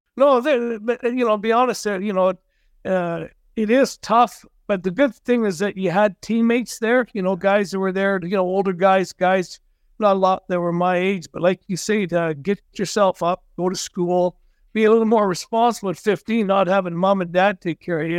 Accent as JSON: {"language": "English", "town": "Cranbrook", "region": "British Columbia", "country": "Canada", "tie": "born or raised there", "also_born_or_lived": "Vernon / Medicine Hat", "said": "I grew up here, hometown boy, played all my minor hockey here"}